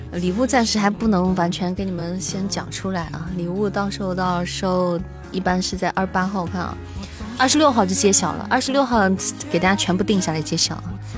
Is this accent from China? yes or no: yes; Northeast China, China; now in Xi'an, China; 我老家东北，但我们在西安呀